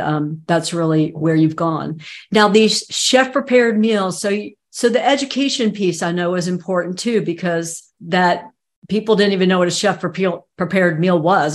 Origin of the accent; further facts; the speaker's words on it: Southeast United States, United States; I'm from the Southeast United States